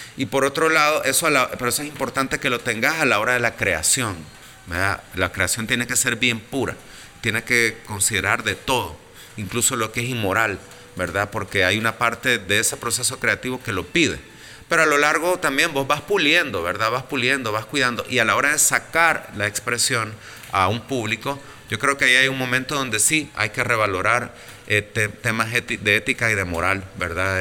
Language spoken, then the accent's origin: Spanish; El Salvador; also born or lived in Mexico; vengo del Salvador